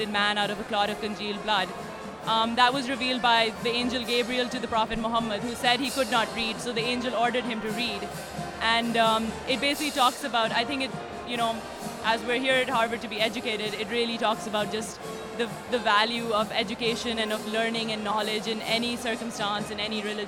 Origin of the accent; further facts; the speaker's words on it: Lahore, Punjab, Pakistan; moved away; I'm from Lahore, Pakistan